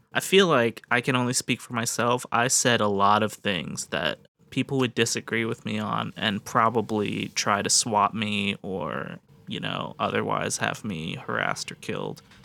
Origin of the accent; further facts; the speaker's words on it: United States; as an American